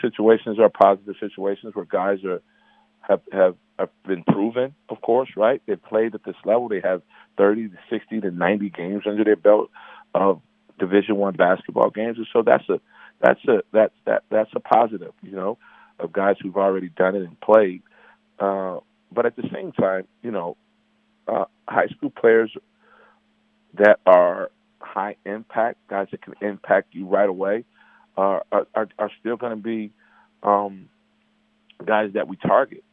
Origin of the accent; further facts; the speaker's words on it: Chicago, Illinois, United States; I'm from Chicago